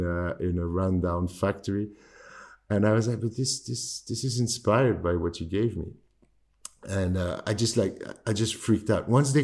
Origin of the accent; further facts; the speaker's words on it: London, United Kingdom; born there; I was born in London. My dad is French and my mom is Tunisian.